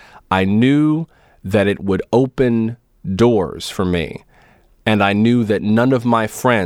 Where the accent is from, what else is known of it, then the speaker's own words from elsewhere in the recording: West Palm Beach, Florida, United States; In my hometown of West Palm Beach, Florida